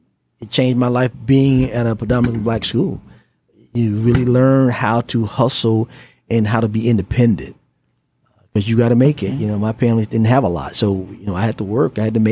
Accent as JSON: {"language": "English", "town": "Tampa", "region": "Florida", "country": "United States", "tie": "born or raised there", "said": "I was born right here in Tampa, Florida. Born and raised. Went to local public high schools here at Tampa Bay, Texas, where I graduated from."}